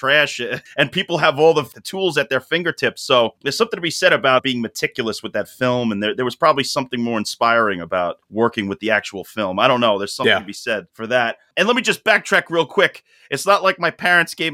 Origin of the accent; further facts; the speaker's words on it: Long Island, New York, United States; also born or lived in Sheepshead Bay, Brooklyn, New York; Then I moved into Long Island, where I grew up